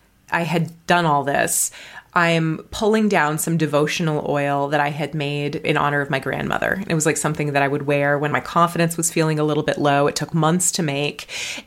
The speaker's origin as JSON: {"language": "English", "region": "Colorado", "country": "United States", "tie": "born there", "also_born_or_lived": "New Mexico / Wyoming / Minnesota", "said": "I'm from all over the West. I was born in Colorado, lived in New Mexico, Wyoming. We spent 4 years in Minnesota so I could get a master's degree."}